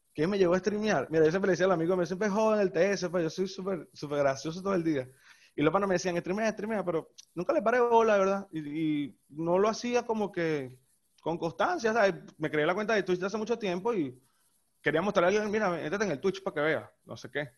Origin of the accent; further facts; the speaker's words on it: La Guaira, Venezuela; yo soy de La Guaira